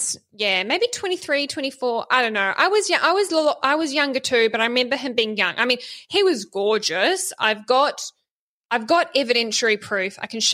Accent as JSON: {"language": "English", "region": "Bay of Plenty", "country": "New Zealand", "moved": "yes", "lives_now": "Australia", "said": "I'm from the Bay of Plenty in the North Island"}